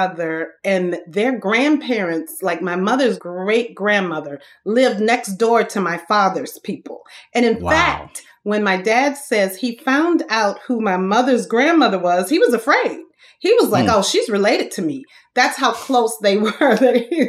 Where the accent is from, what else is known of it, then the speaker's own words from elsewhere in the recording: Thibodaux, Louisiana, United States; moved away; I am from Thibodaux, Louisiana